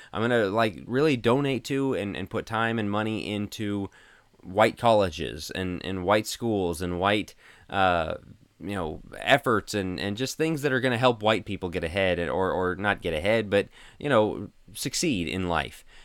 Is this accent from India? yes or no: no; Denver, Colorado, United States; moved away; We're from Denver